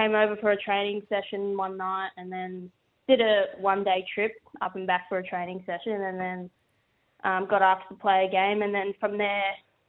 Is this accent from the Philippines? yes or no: no; Mildura, Victoria, Australia; moved away as an adult; also born or lived in Bendigo; now in Adelaide, Australia; I grew up in Mildura